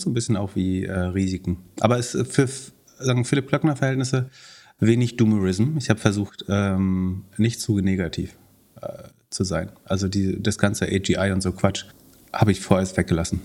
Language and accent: German; Mecklenburg-Vorpommern, Germany; ich habe mir tatsächlich, tatsächlich drei Autohäuser in Mecklenburg-Vorpommern besessen